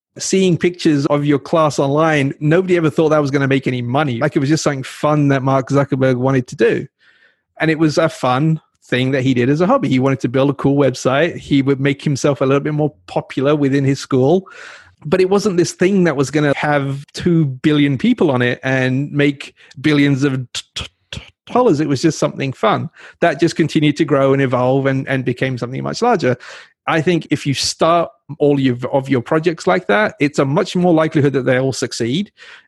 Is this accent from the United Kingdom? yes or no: yes; England, United Kingdom; now in United States; I grew up in England